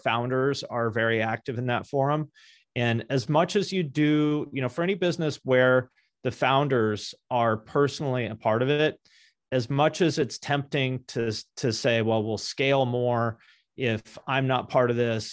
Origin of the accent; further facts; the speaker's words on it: Seattle, Washington, United States; also born or lived in Ohio; now in Seattle, United States; I'm from Seattle originally